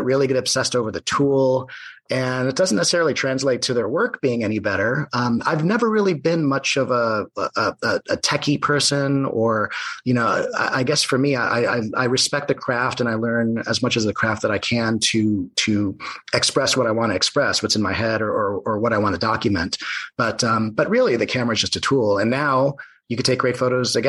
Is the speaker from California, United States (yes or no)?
yes; San Diego, California, United States; also born or lived in Ohio / Los Angeles; I grew up in North County, San Diego